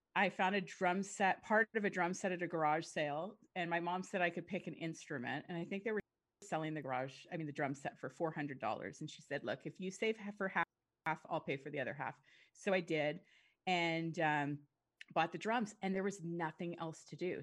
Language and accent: English; Yukon, Canada; moved away as an adult; also born or lived in Los Angeles, United States; I'm from the Yukon. I still have family here.